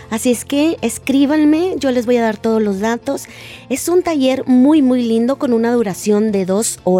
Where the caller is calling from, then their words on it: Chicago, Illinois, United States; Hola, doctor César. Saludos desde Chicago, Illinois.